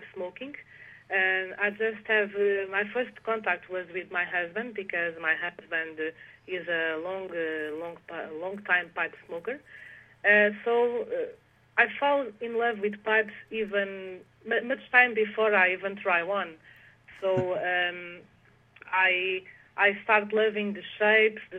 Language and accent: English; Portugal; English is a second language; also born or lived in Netherlands; I live in Portugal since I was 3 years old, so I feel I'm much more Portuguese than Dutch. And so I grew up in Portugal